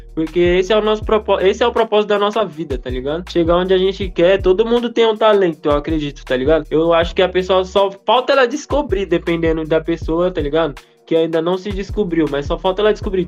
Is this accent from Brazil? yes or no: yes; Brazil; eu sou brasileiro